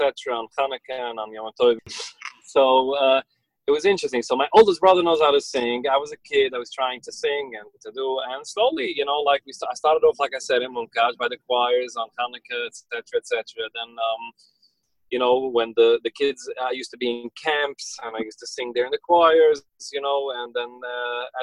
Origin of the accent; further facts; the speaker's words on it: New York City, New York, United States; first language Yiddish; English is a second language; I was born and raised in Borough Park. I grew up in Borough Park